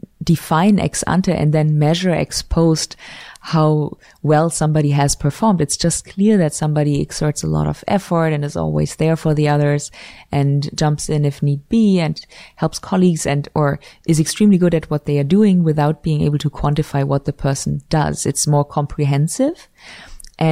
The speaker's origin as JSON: {"language": "English", "country": "Switzerland", "lives_now": "United States", "said": "So I came from Switzerland where you do have awards, but it's very limited, the number of awards, compared in particular to the US."}